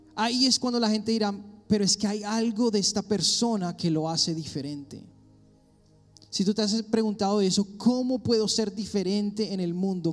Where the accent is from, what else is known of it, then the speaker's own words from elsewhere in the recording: Colombia; moved away; soy colombiano